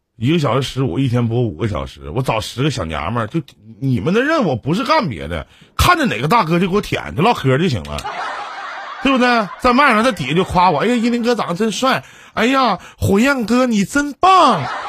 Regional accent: Shenyang, Liaoning, China; 辽宁人我沈阳的

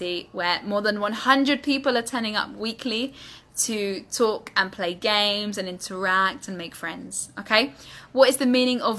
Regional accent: United Kingdom; accent: British English; In my British English accent

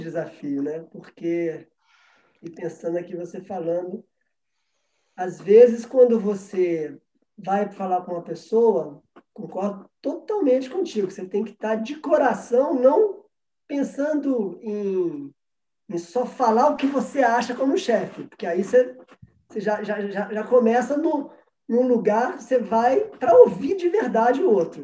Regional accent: Minas Gerais, Brazil; eu sou mineiro

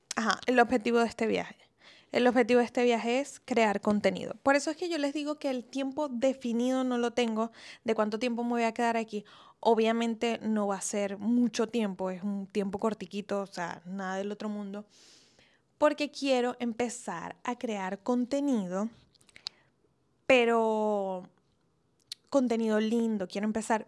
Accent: Venezuela; also born or lived in Italy; now in Colombia; los dos somos venezolanos

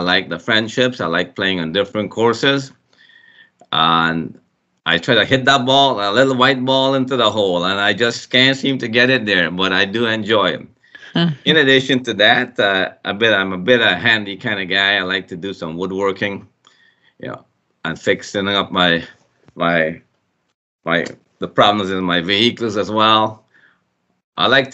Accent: Guyana; Growing up in Guyana, there was a lot of poor folk

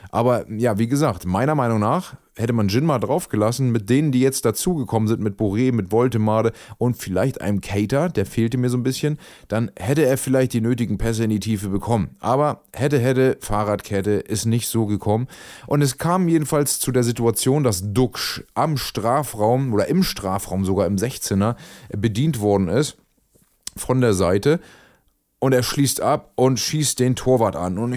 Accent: Bremen, Germany; zu Recht, zu Recht, sage ich auch als Bremer, gab es keinen Elfmeter.

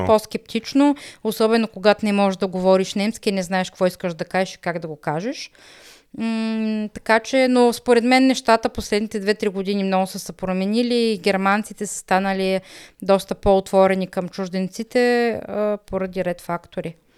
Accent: Bulgaria; moved away as an adult; now in Germany

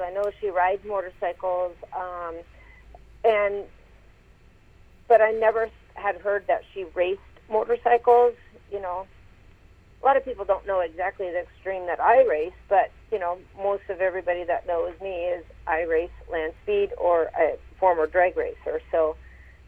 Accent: Tacoma, Washington, United States; moved away; my hometown in, you know, Tacoma, Washington

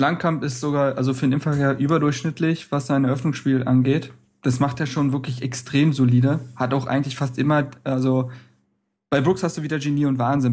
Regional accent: Berlin, Germany; als Berliner

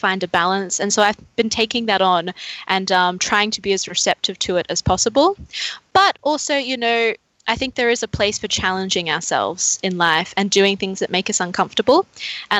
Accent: Queensland, Australia; moved away as an adult; now in Melbourne, Australia; I'm originally from Queensland. I moved down here 4 years ago to start studying

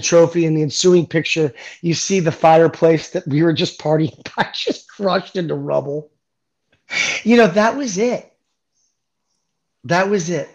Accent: United States; also born or lived in Germany; as an American, I got to play in a club system in Germany

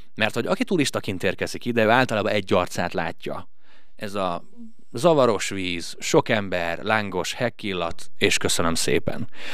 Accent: Hungary; nem balatoni gyerek vagyok, mert hogy én nem itt születtem. De hat éves korom óta itt élek már

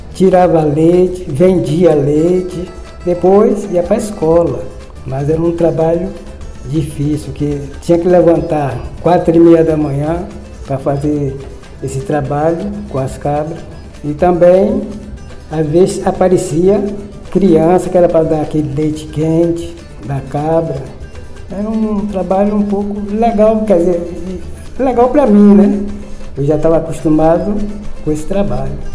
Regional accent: Cachoeira, Bahia, Brazil; Eu nasci aqui em Cachoeira, nascido e criado

